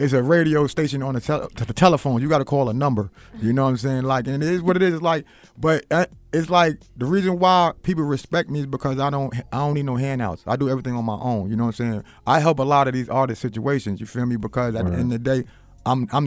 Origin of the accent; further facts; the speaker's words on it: New York City, New York, United States; I'm from Queens